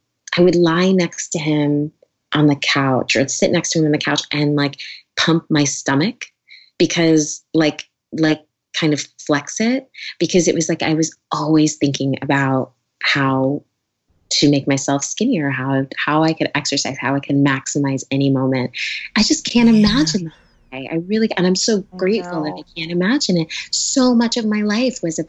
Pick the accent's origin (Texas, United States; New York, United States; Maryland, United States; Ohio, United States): New York, United States; moved away as an adult; now in California, United States; I'm a New Yorker. I moved out here